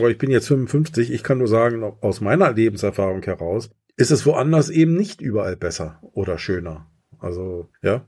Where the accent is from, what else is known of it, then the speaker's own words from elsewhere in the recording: East Germany, Germany; ich bin im Osten groß geworden